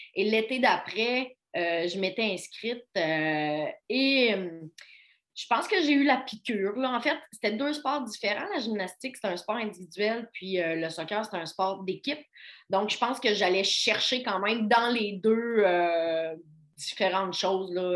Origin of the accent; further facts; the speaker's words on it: Baie-Comeau, Quebec, Canada; moved away as an adult; also born or lived in Hull (Gatineau), Quebec; now in Quebec City, Canada; j'ai grandi à Bécomo, sur la côte nord. moi, je suis née, par contre, à Hull pour le travail. Mes parents étaient déménagés là. mais je suis déménagée à, 5, à 4 ou 5 ans sur la Côte-Nord